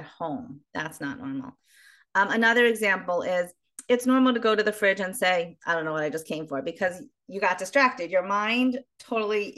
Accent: Baltimore, Maryland, United States; now in Israel; originally, I'm from Baltimore, Maryland, but I live in Israel for many years.

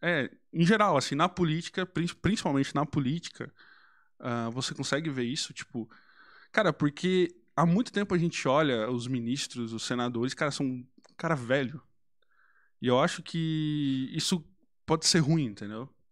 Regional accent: Brazil

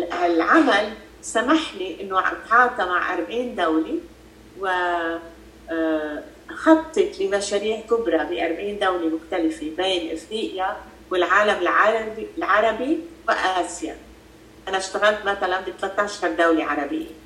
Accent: Freike, Mount Lebanon, Lebanon; انا لينيه من المتن من ضيعه الفريكي محل ما انا موجود هلا ربيت بلبنان ودرست بلبنان

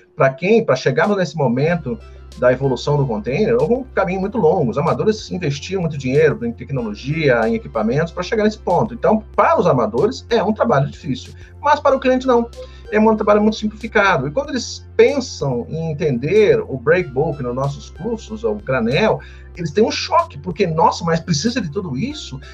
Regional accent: Santos, São Paulo, Brazil; moved away as an adult; now in Curitiba, Brazil; sou de Santos

